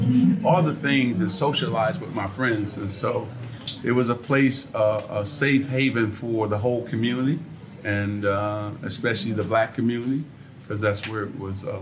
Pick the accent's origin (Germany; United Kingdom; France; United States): United States; Lansing, Michigan; I grew up in Boys and Girls Club back in Lansing, Michigan